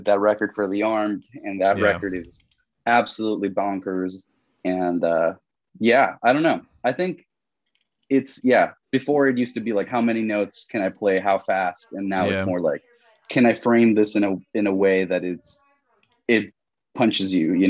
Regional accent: Florida, United States; also born or lived in Colombia / El Salvador; oh, I'm from Colombia, but I grew up in Florida. And I kind of omit the El Salvador bit just because I feel like it would confuse people a lot.

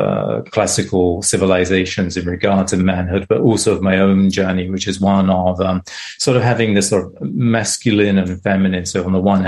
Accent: England, United Kingdom; moved away as an adult; now in United States; grew up in England. I now live in the US, but I grew up in England

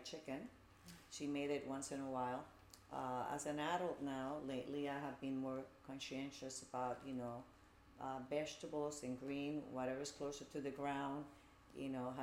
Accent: Puerto Rico; moved away as an adult; also born or lived in Bronx, New York / New Jersey; now in United States; I grew up in Puerto Rico

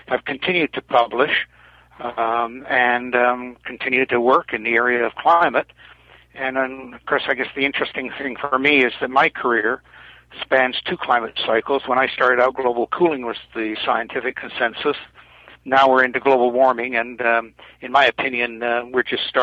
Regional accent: England, United Kingdom; also born or lived in London, England; now in Canada; I was born in England, immigrated to Canada

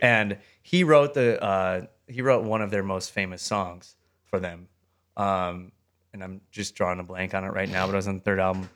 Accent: Wisconsin, United States; my hometown in Wisconsin

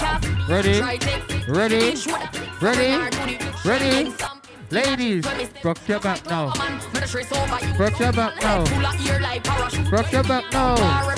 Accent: Trinidad & Tobago; You know what? Trinidad, I'm from Trinidad, Tobago.

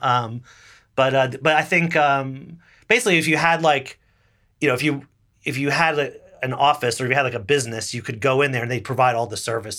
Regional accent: Little Falls, New Jersey, United States; moved away as an adult; also born or lived in Boston; now in New York, United States; I grew up twelve miles away, roughly, in Little Falls, New Jersey

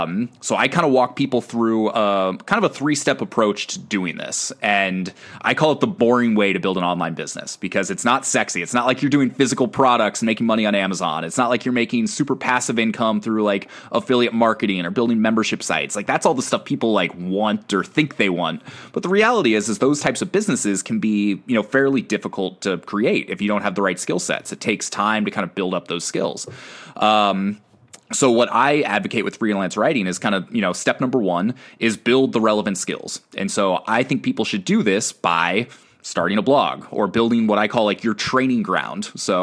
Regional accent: Northwest, United States; yo, what's up? I'm from the Northwest.

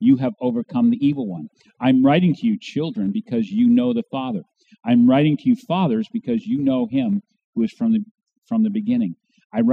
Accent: New Hampshire, United States; also born or lived in Warsaw, New York; I was born in Warsaw, New York, out halfway between Rochester and Buffalo, New York. But I really grew up here in New Hampshire

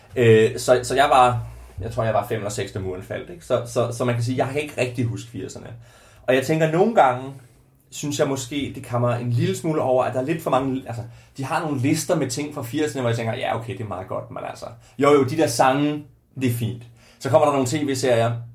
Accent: Ringkøbing, Central Denmark Region, Denmark; i Ringkøbing, hvor jeg er fra

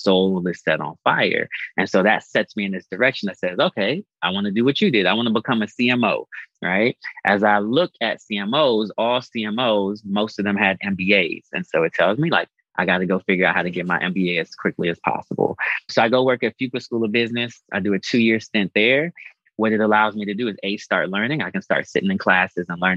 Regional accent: Boulder, Colorado, United States; I was born in Boulder, Colorado

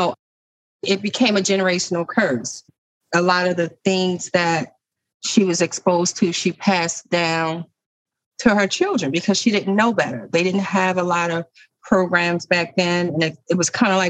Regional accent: Baltimore, Maryland, United States; I'm a lifelong resident of Baltimore City. I grew up in Flag House Projects with my mom and my stepdad.

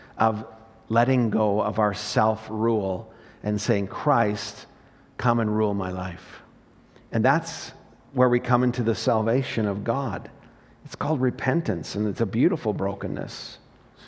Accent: Morinville, Alberta, Canada; I proudly say, "Morinville."

